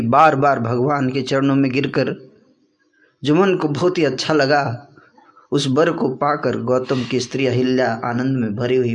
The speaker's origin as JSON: {"language": "Hindi", "town": "Buxar", "region": "Bihar", "country": "India", "tie": "born or raised there", "said": "विश्वामित्र जी का आश्रम था बक्सर में जहाँ मेरा होम टाउन है"}